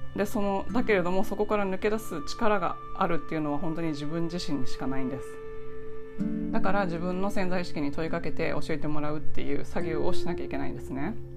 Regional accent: Kansai, Japan; 私はあの関西で育って親が自営業だったんですけど

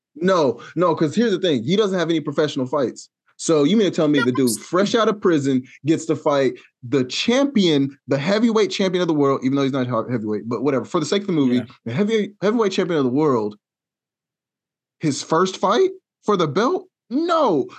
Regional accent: Wichita, Kansas, United States; I'm from Wichita

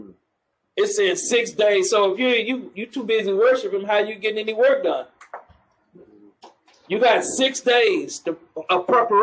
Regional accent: New York, United States; Man, I'm from New York.

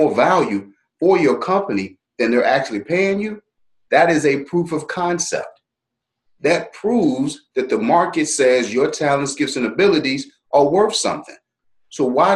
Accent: Dallas, Texas, United States; Born and raised in Dallas, Texas

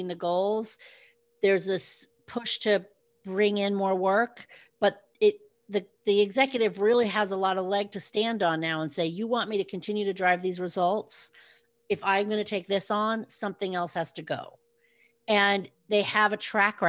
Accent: West Coast, United States; moved away; I grew up in the West Coast, and then I moved to the East Coast

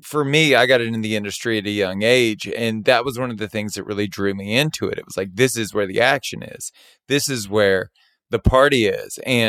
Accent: Baton Rouge, Louisiana, United States; But I felt like the hospitality industry and the concepts that I grew up with in Baton Rouge were desperately needed in Los Angeles at the time.

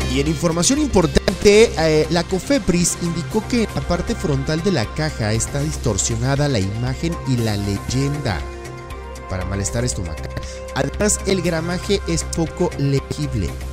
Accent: Mexico; de nuestro país, de nuestro México lindo y querido

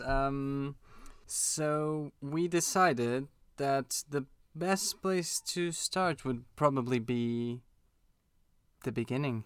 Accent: Portugal; now in London, United Kingdom; we're both from Portugal.

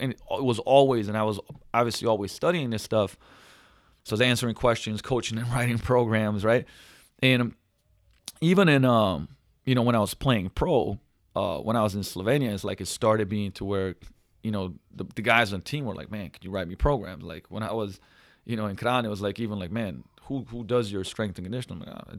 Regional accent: Binghamton, New York, United States; I'm from Binghamton, so yeah.

